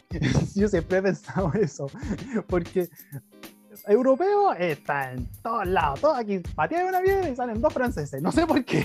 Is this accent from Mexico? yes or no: no; Chile; accent: chileno; now in Japan; ya hablo como chileno